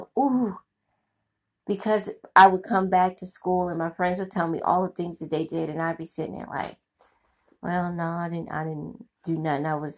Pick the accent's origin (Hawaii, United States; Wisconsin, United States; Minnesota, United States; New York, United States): New York, United States; New York City; my community and growing up in Brooklyn